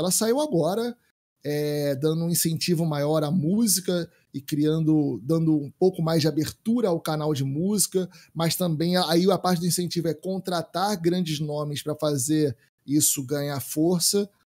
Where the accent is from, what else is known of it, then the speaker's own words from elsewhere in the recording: Brazil; nós como brasileiro